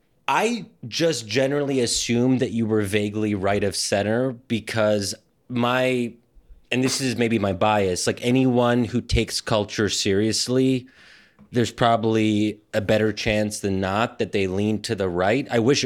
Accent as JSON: {"language": "English", "region": "Pennsylvania", "country": "United States", "tie": "born or raised there", "said": "where I grew up in Pennsylvania"}